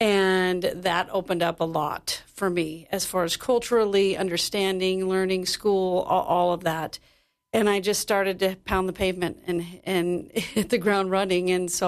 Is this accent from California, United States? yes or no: yes; San Diego, California, United States; moved away as an adult; also born or lived in New York City; I was raised in San Diego, and so there's a ton of beautiful musical theater and things there.